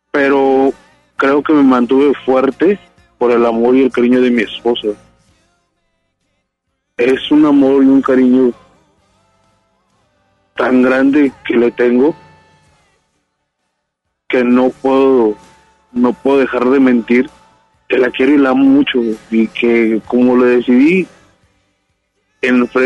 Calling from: Apodaca, Nuevo León, Mexico; de Apodaca, Nuevo León.

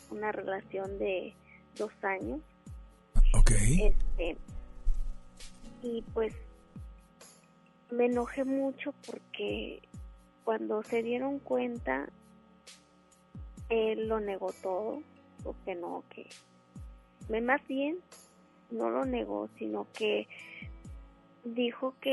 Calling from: Apodaca, Nuevo León, Mexico; De aquí, de Apodaca.

